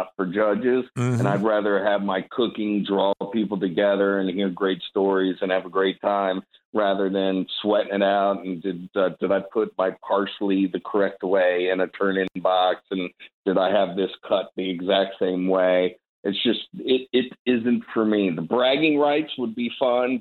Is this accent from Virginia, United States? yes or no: yes; Northern Virginia, United States; also born or lived in Richmond, Virginia; I grew up in Northern Virginia